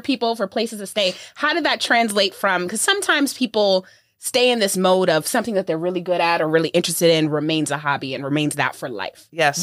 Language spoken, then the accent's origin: English; New York, United States; I'm from New York